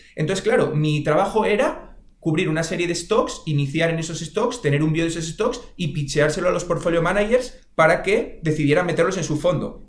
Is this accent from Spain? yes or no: yes; Oviedo, Asturias, Spain; yo soy de Oviedo